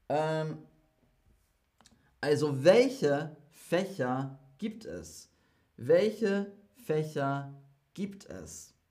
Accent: England, United Kingdom; German is a second language; Ich war nicht auf einer deutschen Schule ich komme aus England und ich war auf einer internationalen Schule.

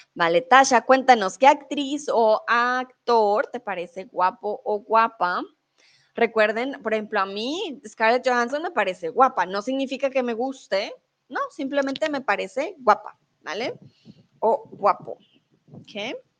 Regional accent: Colombia; now in Germany; soy de Colombia, comúnmente vivo en Alemania y ahora estoy en México.

